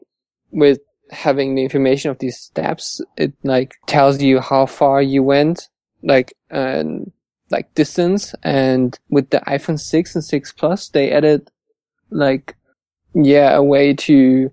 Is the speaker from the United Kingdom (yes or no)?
no; Hamburg, Germany; I'm from Hamburg in Germany, up north